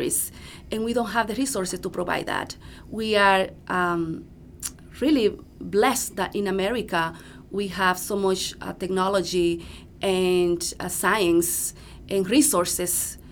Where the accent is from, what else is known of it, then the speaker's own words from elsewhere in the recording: Dominican Republic; moved away as an adult; now in United States; I am from the Dominican Republic